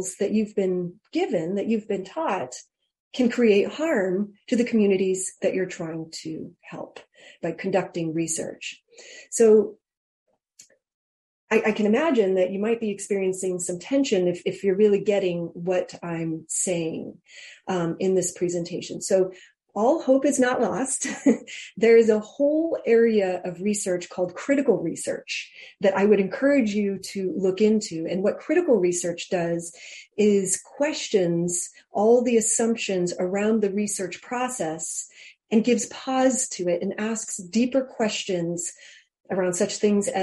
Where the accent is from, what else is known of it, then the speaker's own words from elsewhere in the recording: Hawaii, United States; moved away as an adult; also born or lived in Georgia; I was raised in Hawaii on an outer island out in the middle of the Pacific